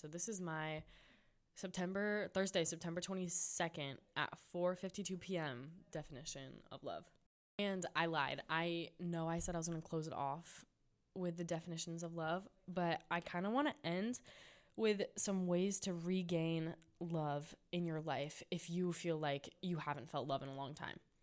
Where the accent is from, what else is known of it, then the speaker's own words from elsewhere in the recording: San Juan Capistrano, California, United States; my hometown at San Juan Capistrano